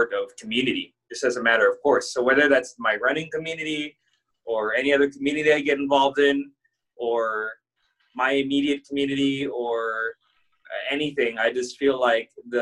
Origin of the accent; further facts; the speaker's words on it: San Diego, California, United States; I grew up in kind of a rough neighborhood in San Diego, California